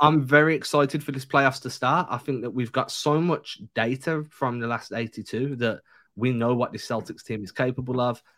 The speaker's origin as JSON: {"language": "English", "region": "England", "country": "United Kingdom", "tie": "born or raised there", "moved": "yes", "said": "growing up in England"}